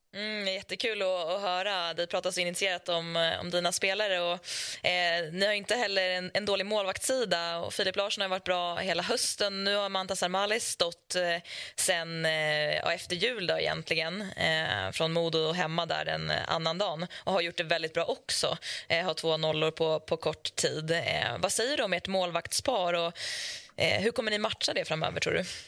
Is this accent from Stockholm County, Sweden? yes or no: no; Leksand, Dalarna County, Sweden; under uppväxten i Leksand